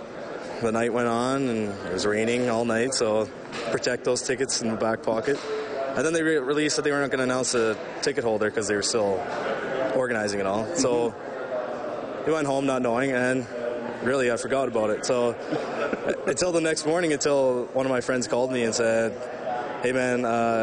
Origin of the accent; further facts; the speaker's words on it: Edmonton, Alberta, Canada; I've been born and raised in Edmonton